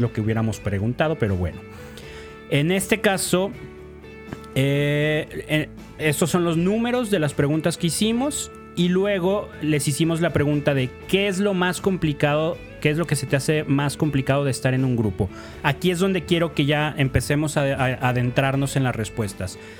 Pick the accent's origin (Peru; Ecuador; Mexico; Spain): Mexico; como buenos mexicanos payasos mamones